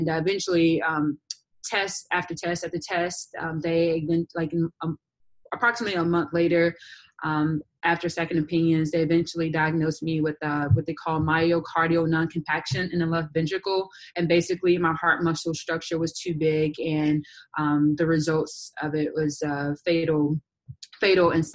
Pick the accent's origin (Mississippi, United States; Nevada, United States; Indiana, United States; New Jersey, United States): Mississippi, United States; McComb; also born or lived in Jackson, Mississippi / South Carolina; now in Florida, United States; I'm originally from McLean, Mississippi, but I moved to Jackson, Mississippi when I was about 13 years of age.